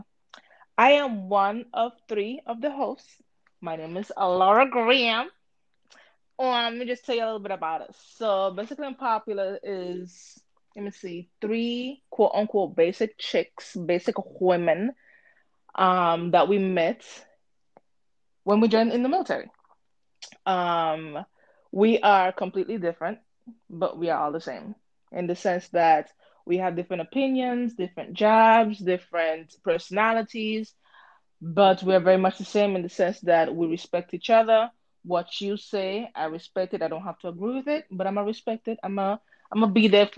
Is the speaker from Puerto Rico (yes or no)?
yes; Puerto Rico; now in Connecticut, United States; I'm originally from the Caribbean, Puerto Rico